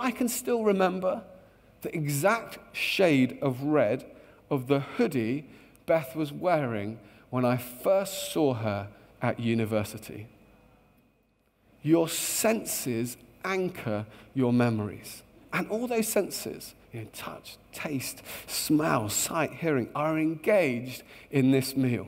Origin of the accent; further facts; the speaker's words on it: Luton, East of England, United Kingdom; I grew up in a beautiful town just north of London called Luton. And I love my hometown